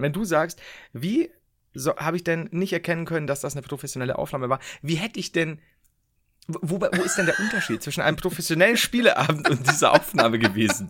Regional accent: Bavaria, Germany; bei uns in Bayern

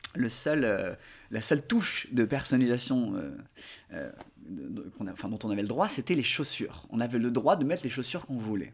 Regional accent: Côte d’Ivoire; j'ai grandi en Côte d'Ivoire

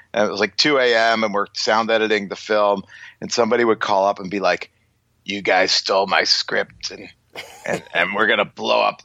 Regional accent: Long Island, South Shore, New York, United States; growing up in Long Island on the South Shore

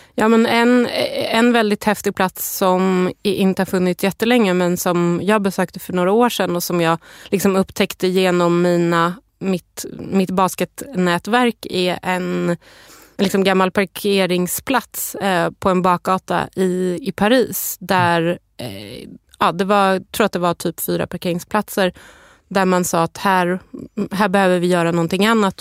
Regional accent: Stockholm, Stockholm County, Sweden; jag är själv uppvuxen på Södermalm i Stockholm

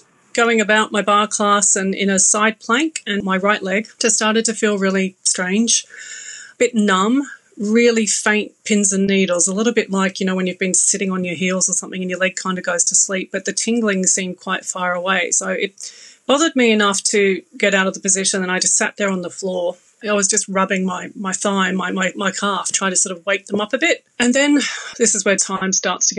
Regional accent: Australia; moved away as an adult; now in London, United Kingdom; as you can tell, I'm Australian

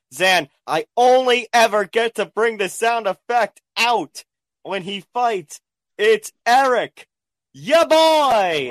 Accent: New York, United States; my home state of New York

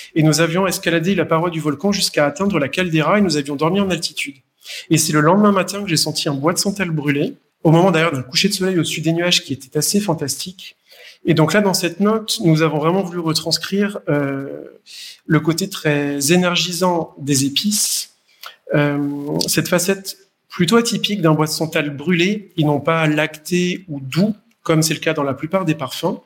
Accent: France; moved away as an adult; also born or lived in Paris / Poitou / Provence / Asia; je suis français, né à, Paris, alors venant d'une famille qui, est a de très très vieilles origines italiennes, euh, mais j'ai passé toute mon enfance en France entre le Poitou et la Provence.

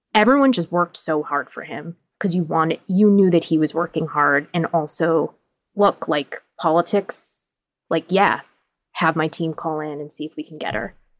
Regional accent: Boston, Massachusetts, United States; I pronounce words weird 'cause I'm from Boston

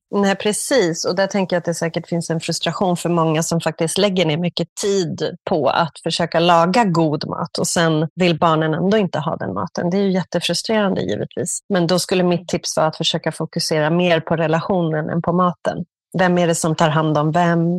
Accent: Stockholm, Stockholm County, Sweden; moved away as an adult; now in Barcelona, Spain; ursprungligen från Stockholm

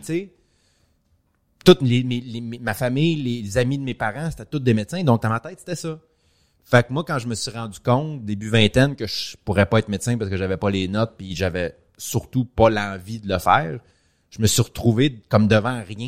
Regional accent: Montreal, Quebec, Canada; je suis parfaitement bilingue, je viens de Montréal

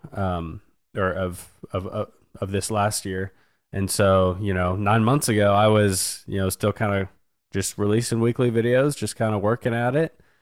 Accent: Wichita, Kansas, United States; born and raised in Wichita

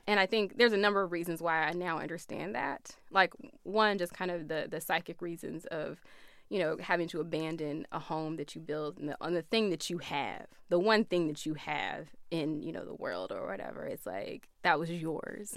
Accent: Flint, Michigan, United States; moved away as an adult; it was a regular like urban upbringing

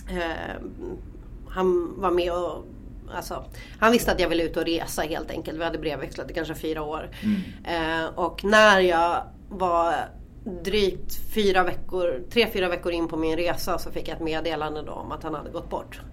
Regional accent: Norrland, Sweden; vi är riktiga jävla norrlänningar

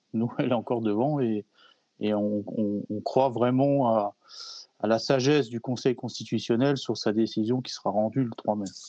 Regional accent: Alsace, Grand Est, France; chez nous en Alsace

